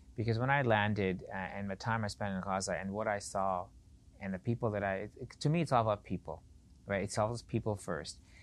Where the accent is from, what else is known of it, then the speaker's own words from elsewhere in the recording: Edmonton, Alberta, Canada; also born or lived in Pakistan / Beirut, Lebanon; I grew up in Edmonton